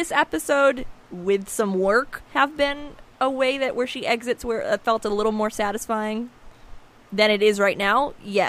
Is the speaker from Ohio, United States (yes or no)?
no; New Hampshire, United States; now in Los Angeles, United States; I was home for Christmas. I was home from Los Angeles. I was in New Hampshire. I was alone in my mom's living room.